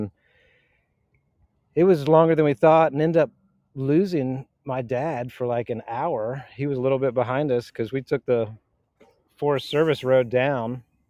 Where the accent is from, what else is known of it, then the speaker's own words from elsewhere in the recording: Sandy Springs area, Atlanta, Georgia, United States; Living in Atlanta, and grew up here, and grew up off Spalding Drive and Holcomb Bridge, and parents still live there, and went to St. Jude's Elementary and then Marist for high school